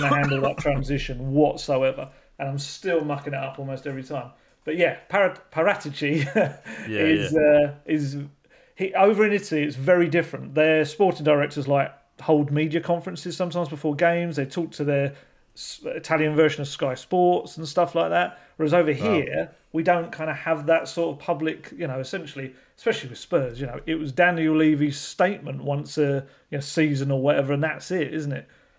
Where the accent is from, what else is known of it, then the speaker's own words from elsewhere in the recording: England, United Kingdom; So obviously we're going to have to work on that as English journalists over the years